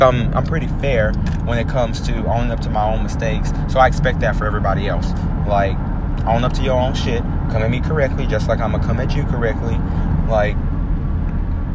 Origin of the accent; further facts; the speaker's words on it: Houston, Texas, United States; I'm from Houston